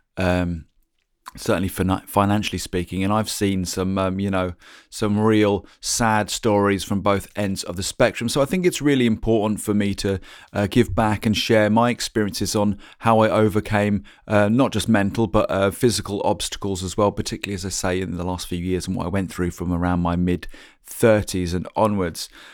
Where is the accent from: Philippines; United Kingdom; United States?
United Kingdom; Norwich, East of England; moved away as an adult; also born or lived in London; we decided to come back to my hometown, um, back here in Norwich